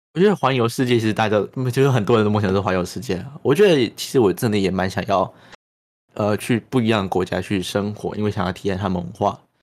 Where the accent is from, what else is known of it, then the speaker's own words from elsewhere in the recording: Chiayi, Taiwan; 像我们身在嘉义，好像 也困得很好啊，我觉得家也很棒